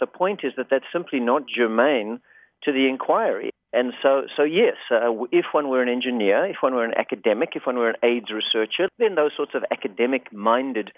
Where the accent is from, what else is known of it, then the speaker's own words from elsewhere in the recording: South Africa; moved away as an adult; now in Los Angeles, United States; I actually grew up in South Africa, and I came to the States as a sort of accidental immigrant